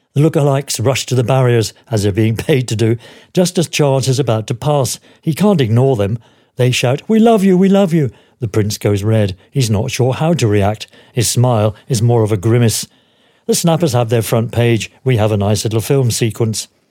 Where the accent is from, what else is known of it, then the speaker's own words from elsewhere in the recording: United Kingdom; As British journalists, officially accredited to the tour